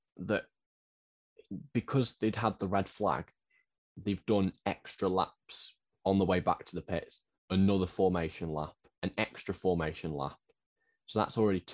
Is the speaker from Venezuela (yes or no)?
no; United Kingdom; being a Brit